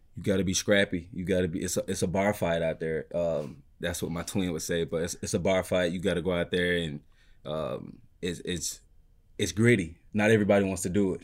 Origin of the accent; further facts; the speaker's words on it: Mississippi, United States; now in Detroit, United States; I'm from Mississippi